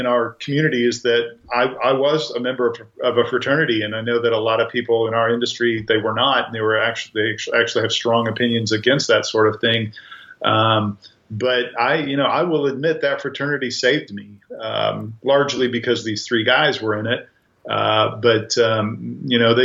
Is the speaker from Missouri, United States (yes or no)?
yes; Grandview, Missouri, United States; I grew up in a south suburb of Kansas City called Grandview